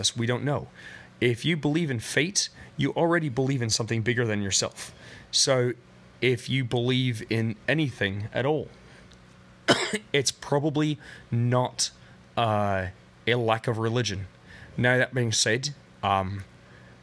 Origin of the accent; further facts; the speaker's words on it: United States; I was raised in the Protestant Christian Church, mostly the Calvary Baptist, and then Assemblies of God churches in America